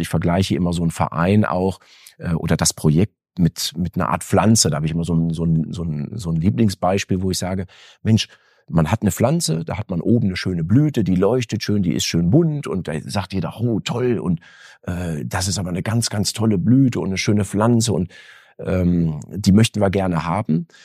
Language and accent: German; Erfurt, Thuringia, Germany; also born or lived in Detmold / Lemgo; now in Bielefeld, Germany; was ich mit Thüringen verbinde. Eine, wirklich eine schöne Kindheit, äh, viel Familie auch, die auch heute noch da wohnt